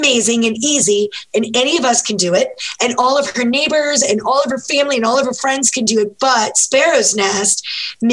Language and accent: English; the South, United States; I'm from the South.